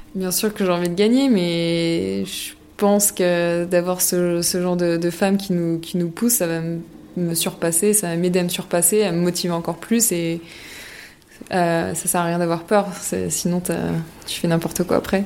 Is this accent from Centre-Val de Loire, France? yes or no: no; at the foot of Chamrousse, Auvergne-Rhône-Alpes, France; j'habitais au pied de, de champs au pied de cette station